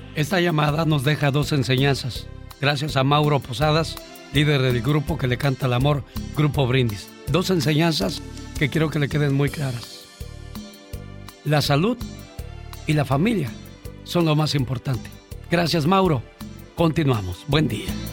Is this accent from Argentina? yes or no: no; Mexico; now in United States; Seguimos siendo orgullosamente mexicanos